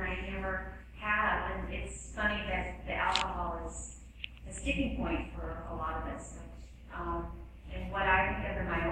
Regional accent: the South, United States; I'm from the South, and that's called a teetotaler

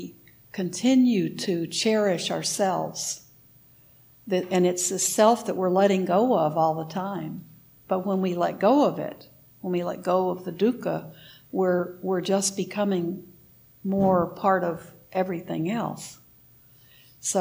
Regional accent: United States; I'm an American

